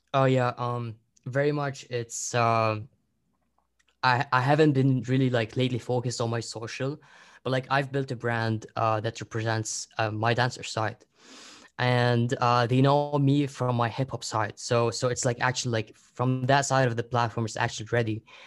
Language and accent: English; Lebanon; now in Qatar; I'm from Lebanon